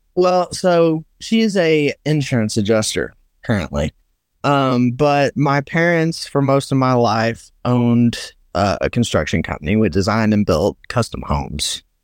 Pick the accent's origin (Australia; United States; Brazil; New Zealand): United States; Herrin, Illinois; I am from Southern Illinois, a little town called Heron